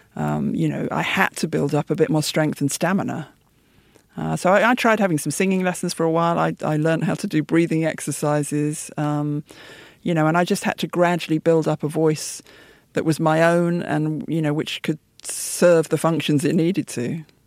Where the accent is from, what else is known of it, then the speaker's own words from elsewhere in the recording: United Kingdom; my parents' generation moved out to the suburbs after the war because um, London was largely a bomb site, and so I grew